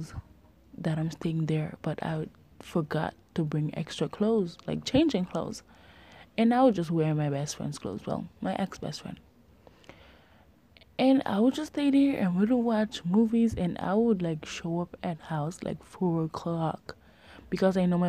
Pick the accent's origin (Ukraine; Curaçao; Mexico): Curaçao; also born or lived in Jamaica; I was born in Jamaica. I lived there until I was 7 years old. Then I moved to Curacao, which is a beautiful island in the Caribbean. And I've been living here for 13 years